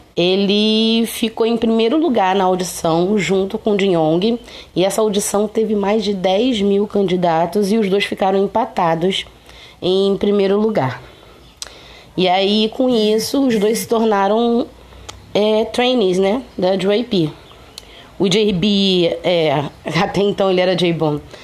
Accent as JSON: {"language": "Portuguese", "region": "Rio de Janeiro", "country": "Brazil", "said": "Eu sou carioca"}